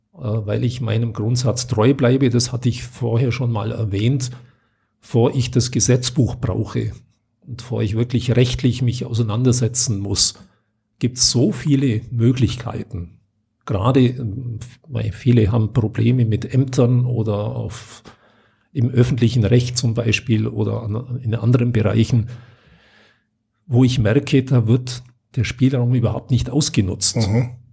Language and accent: German; Unterallgäu, Bavaria, Germany; Ich komme selber aus dem Unterallgäu.